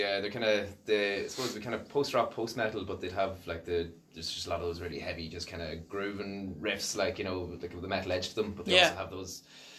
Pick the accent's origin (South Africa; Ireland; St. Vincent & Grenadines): Ireland; Monaghan; moved away; I'm from Monaghan.